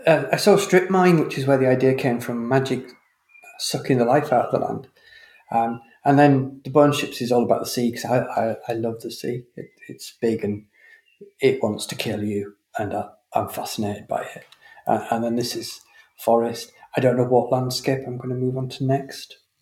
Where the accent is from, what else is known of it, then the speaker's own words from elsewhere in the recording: Leeds, Yorkshire and the Humber, United Kingdom; I grew up in Leeds